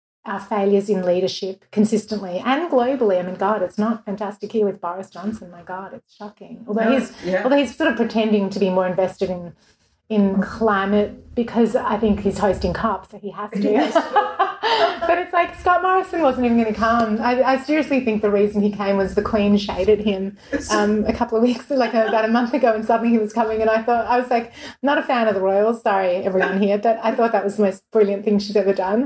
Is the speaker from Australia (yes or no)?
yes; Melbourne, Victoria, Australia; moved away as an adult; now in Los Angeles, United States; in Melbourne, my hometown where I'd lived for 34 years